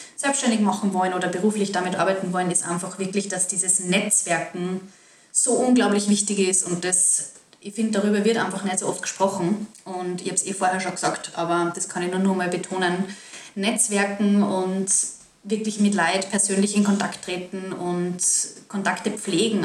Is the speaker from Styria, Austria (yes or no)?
no; Salzburg, Austria; ich als Salzburgerin